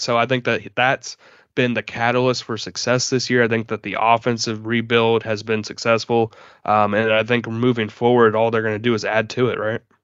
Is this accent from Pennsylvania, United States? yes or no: no; Jacksonville, Florida, United States; growing up in Jacksonville